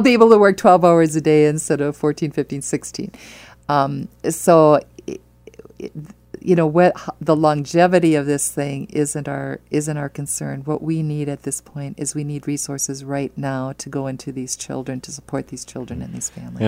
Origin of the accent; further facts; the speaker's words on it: Wisconsin, United States; now in Omaha, United States; I'm from Wisconsin